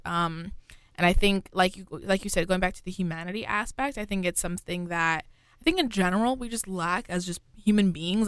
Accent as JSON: {"language": "English", "region": "New York", "country": "United States", "said": "I'm from New York specifically"}